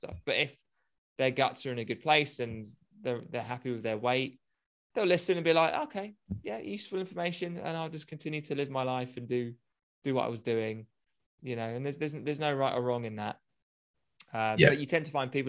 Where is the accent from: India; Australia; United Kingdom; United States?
United Kingdom; Being a Brit, big booze culture here